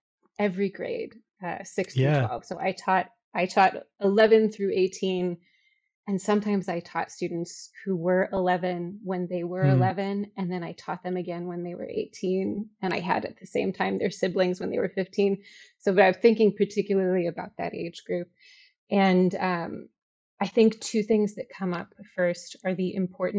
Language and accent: English; Chicago, Illinois, United States; I'm from Chicago. I taught in Chicago.